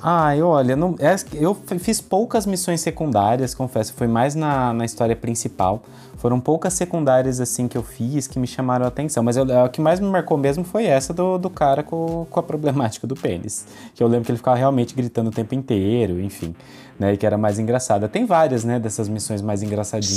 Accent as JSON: {"language": "Portuguese", "region": "interior of São Paulo", "country": "Brazil", "accent": "caipira", "said": "eu sou caipira do interior de São Paulo, falo porta, porteira e portão"}